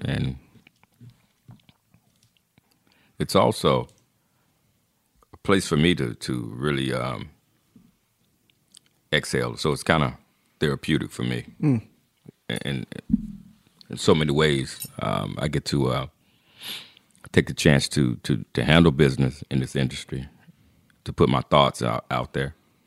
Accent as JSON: {"language": "English", "town": "Charlotte", "region": "North Carolina", "country": "United States", "tie": "born or raised there", "also_born_or_lived": "Harlem, New York / Englewood, New Jersey / Teaneck, New Jersey", "moved": "as an adult", "said": "I'm from Charlotte, North Carolina, born and raised here, and I call this home."}